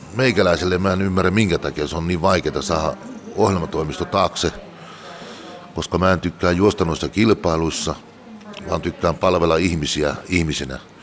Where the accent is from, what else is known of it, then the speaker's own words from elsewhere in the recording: Tuupovaara, North Karelia, Finland; also born or lived in Joensuu / Mikkeli / Espoo / Jyväskylä; now in Laukaa, Finland; Pohjois-Karjalasta olen kotoisin Tuupovaara Öllölästä. Sen jälkeen asuttiin vähän aikaa Joisuussa ja siitä Mikkeli maalaiskuntaa